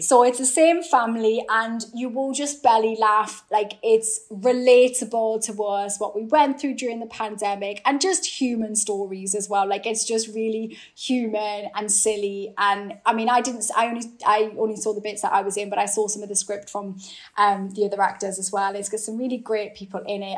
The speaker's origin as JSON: {"language": "English", "town": "Newcastle upon Tyne", "region": "North East England", "country": "United Kingdom", "accent": "Geordie", "said": "my Geordie accent"}